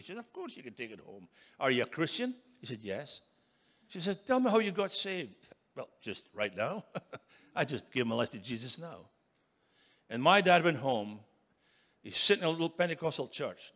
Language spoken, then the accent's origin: English; Scotland, United Kingdom; moved away as an adult; now in United States; I was brought up in Scotland